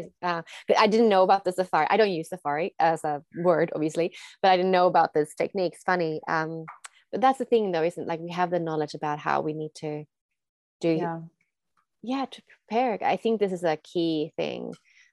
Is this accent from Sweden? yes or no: yes; Sweden; moved away as an adult; also born or lived in Australia; I am from Sweden